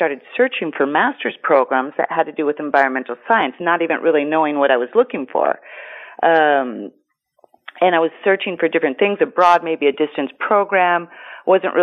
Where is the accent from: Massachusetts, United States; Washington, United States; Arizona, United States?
Washington, United States; Seattle; moved away as an adult; now in Greece; born and raised in Seattle